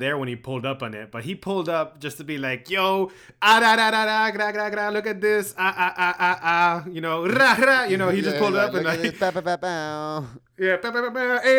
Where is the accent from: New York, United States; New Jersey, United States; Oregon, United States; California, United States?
California, United States; Calexico; But I'm from Calexico